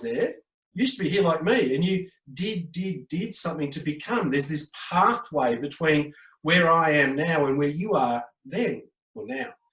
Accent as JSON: {"language": "English", "country": "Australia", "said": "I am Australian"}